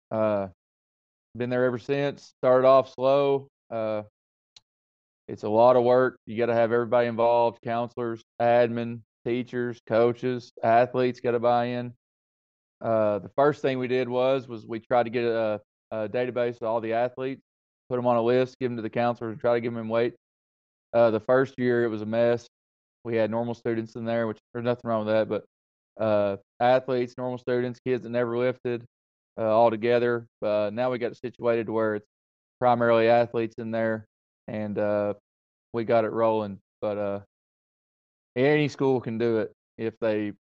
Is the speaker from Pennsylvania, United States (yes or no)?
no; Scott County, East Tennessee, United States; moved away as an adult; now in Springfield, Tennessee, United States; I'm from East Tennessee, a little place, Scott County. Joined the Marine Corps out of high school